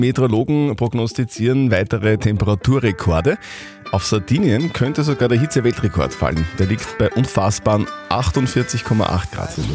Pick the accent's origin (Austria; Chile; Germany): Austria; Upper Austria; bei uns in Oberösterreich